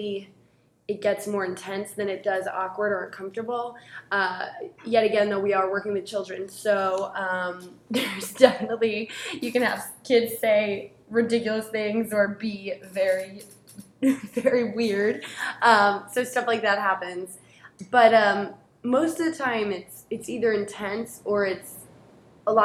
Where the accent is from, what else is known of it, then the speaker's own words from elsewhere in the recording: Newton, Massachusetts, United States; I grew up in Newton, so not too far from here